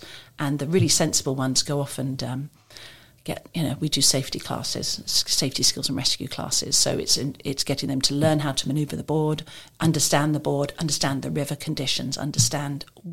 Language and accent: English; England, United Kingdom; also born or lived in different countries; now in Maidenhead, United Kingdom; I came to Maidenhead about 12 years ago. I'm originally from England, but I've lived in different countries.